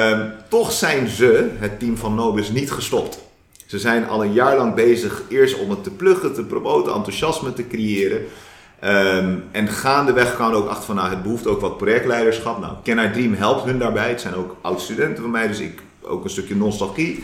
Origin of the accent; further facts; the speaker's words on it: Delft, South Holland, Netherlands; Ik ben een Delftenaar en een Delftenaar. Mooi. Eh, ik ben geboren en getogen in Delft.